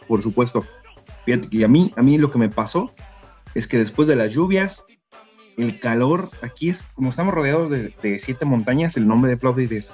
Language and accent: Spanish; Mexico; now in Bulgaria; los que somos mexicanos